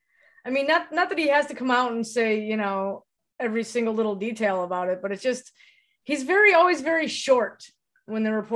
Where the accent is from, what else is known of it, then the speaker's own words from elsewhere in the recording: Cleveland, Ohio, United States; also born or lived in Oberlin, Ohio; I was born in Cleveland though